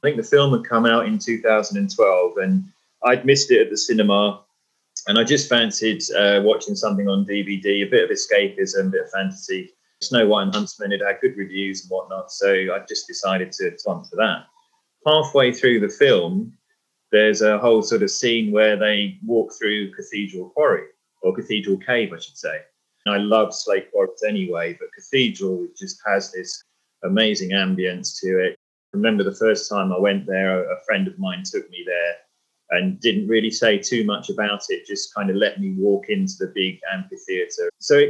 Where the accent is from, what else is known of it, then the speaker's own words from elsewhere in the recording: Lytham St Annes, North West England, United Kingdom; also born or lived in London / Troutbeck Bridge; now in Heysham, United Kingdom; because we lived for 5 years in St. Anne's when I was a kid in Lancashire near Blackpool.